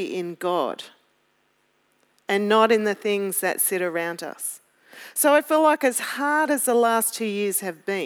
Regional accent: Melbourne, Victoria, Australia; I'm from Melbourne

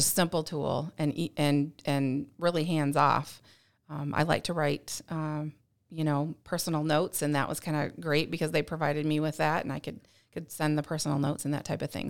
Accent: St. Louis, Missouri, United States; moved away; I'm from Missouri originally, from Saint Louis area

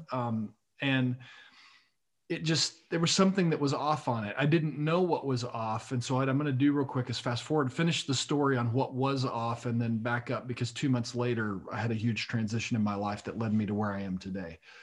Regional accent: Lubbock, Texas, United States; I was raised in Lubbock, Texas

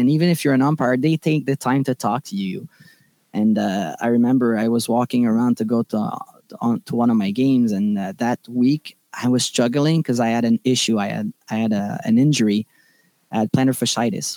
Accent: Laval, Quebec, Canada; I'm from Laval

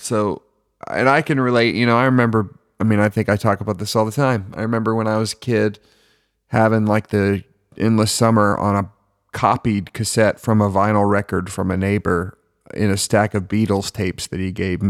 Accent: South Carolina, United States; I grew up at the beach. I grew up in South Carolina on the East Coast

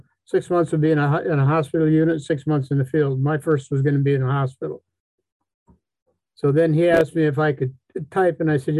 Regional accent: Wisconsin, United States; I'm from Wisconsin. This one says, where? I said, Boston.

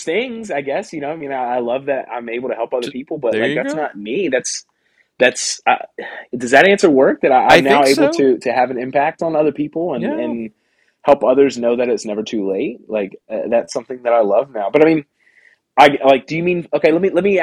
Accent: Pensacola, Florida, United States; get out from my hometown, man. I've spent 28 years in Pensacola

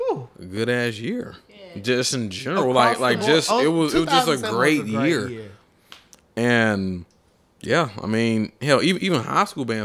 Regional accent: Atlanta, Georgia, United States; I'm from Atlanta

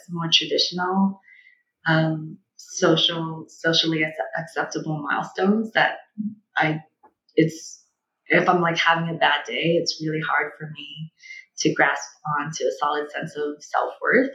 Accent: China; moved away; being born and growing up in China during the one-child policy

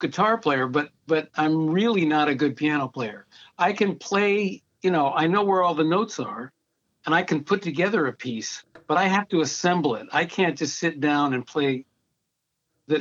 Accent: West Hartford, Connecticut, United States; also born or lived in Albany, New York / Washington, D.C. area; Then we moved to Hartford, Connecticut, and that's where I started taking piano lessons. So it started in West Hartford, Connecticut

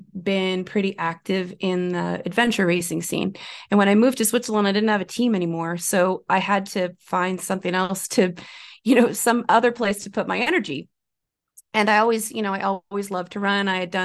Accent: Ontario, Canada; I did not grow up in the mountains. I grew up in Northern Ontario in Canada. So I grew up in a pretty remote place with snow most of the year, and hills, certainly, but not mountains.

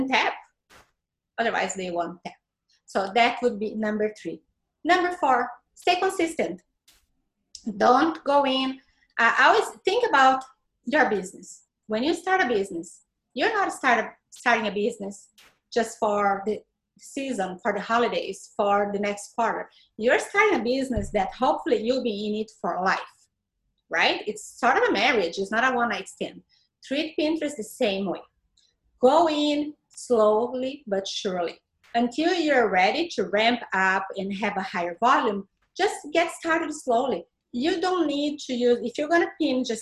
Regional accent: Brazil; English is a second language; moved away as an adult; now in Tampa Bay, United States; I am from Brazil, was raised in Brazil all my life

